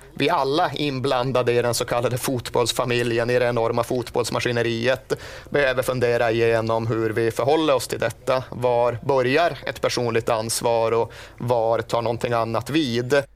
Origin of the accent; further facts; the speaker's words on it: Sweden; som svensk